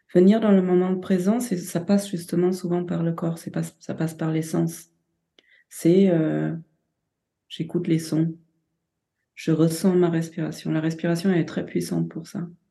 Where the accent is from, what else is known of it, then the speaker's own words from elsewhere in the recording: Germany; now in France; je suis allemande avec une mère japonaise